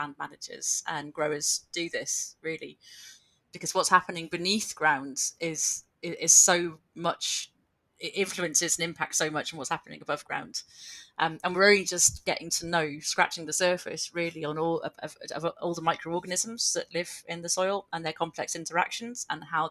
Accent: Penarth, Wales, United Kingdom; moved away as an adult; also born or lived in Aberdeenshire / South Lanarkshire / Glasgow; now in Scotland; I grew up in a small town just outside Cardiff on the sort of coastal side, a town called Penarth

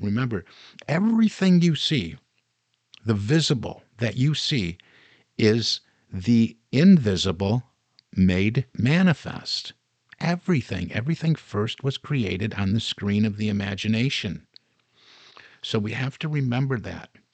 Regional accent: Detroit, Michigan, United States; Growing up in the Detroit area

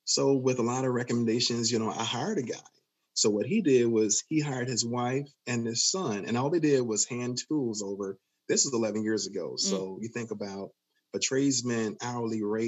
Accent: Chicago, Illinois, United States; I'm from Inglewood in Chicago

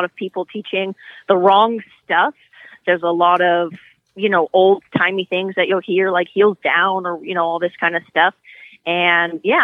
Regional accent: California, United States; moved away as an adult; also born or lived in Europe; when I grew up in California riding horses

